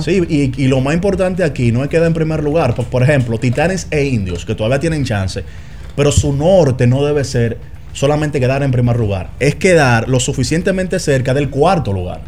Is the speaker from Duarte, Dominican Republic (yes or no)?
no; San Cristóbal, Dominican Republic; yo soy de San Cristóbal